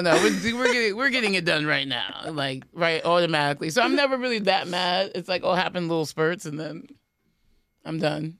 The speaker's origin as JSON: {"language": "English", "town": "New York City", "region": "New York", "country": "United States", "said": "Priya's from Queens, like me"}